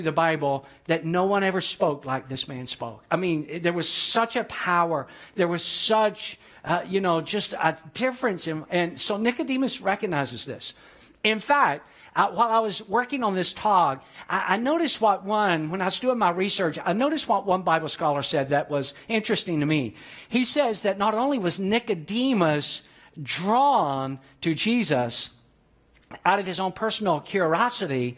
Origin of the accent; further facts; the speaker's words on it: Atlanta, Georgia, United States; Growing up in Atlanta, Georgia